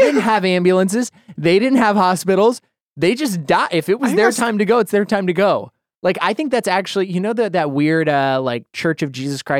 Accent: Boise, Idaho, United States; I'm from there. I know. I'm from Boise, Idaho.

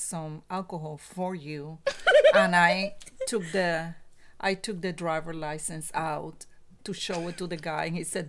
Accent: Puerto Rico; Oh, it was awesome.

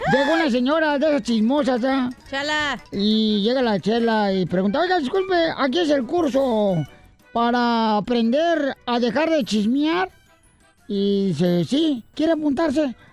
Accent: Michoacán, Mexico; Yo soy michoacano

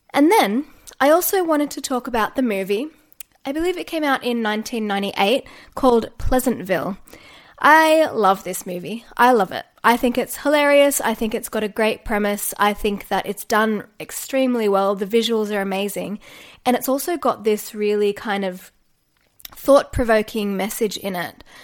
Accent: Australia; accent: Australian; also born or lived in Newcastle, New South Wales; I am a yoga teacher based in Newcastle, New South Wales, and if you can't tell from the accent, I am Australian.

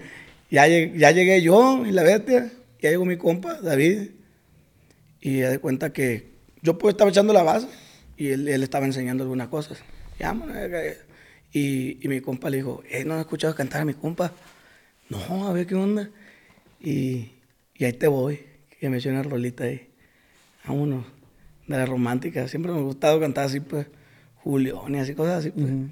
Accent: Costa Rica, Sinaloa, Mexico; Soy de Costa Rica, Sinaloa. Ahí cerquita de Culiacán

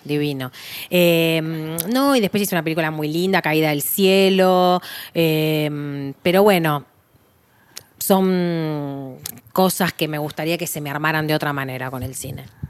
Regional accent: Argentina

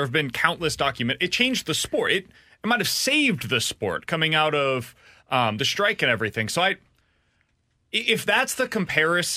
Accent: Kansas City, Missouri, United States; moved away as an adult; now in St. Louis, United States; Kansas City, for example, my hometown

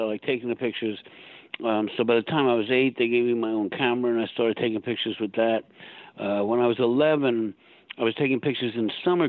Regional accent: Long Island, New York, United States; also born or lived in Southern Illinois; I grew up on Long Island.

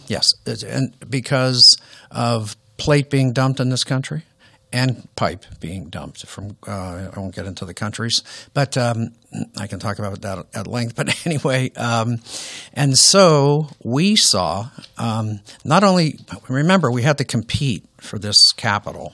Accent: Youngstown, Ohio, United States; I grew up in Youngstown, Ohio

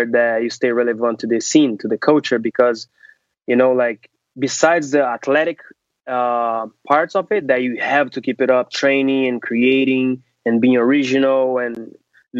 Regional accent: Brazil; now in New York City, United States; I'm originally from Brazil. I started doing Brazilian martial arts called capoeira, which is a Brazilian holistic approach to art form. So I was 3 years old.

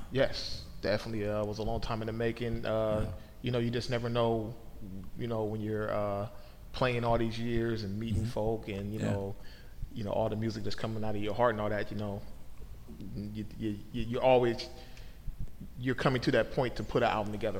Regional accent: Oakland, California, United States; moved away as an adult; now in Portland, United States; I moved from Oakland, California to Portland mm-hmm. in the summer of 2004

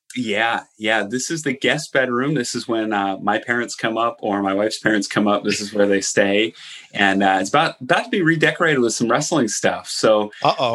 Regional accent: Allentown, Pennsylvania, United States; they're in Allentown, my hometown.

